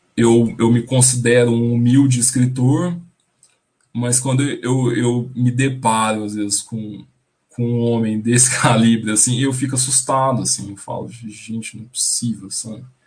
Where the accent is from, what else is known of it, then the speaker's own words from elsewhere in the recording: the sertão of Goiás, Brazil; a minha família, a gente é, é do sertão do, de Goiás